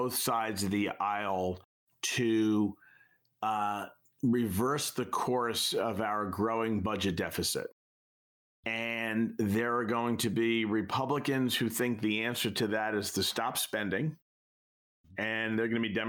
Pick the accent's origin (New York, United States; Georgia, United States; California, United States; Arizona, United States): New York, United States; I'm a kid from New York